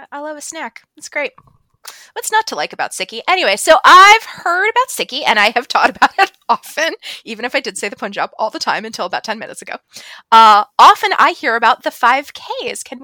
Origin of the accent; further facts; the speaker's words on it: Ireland; even though we're Irish.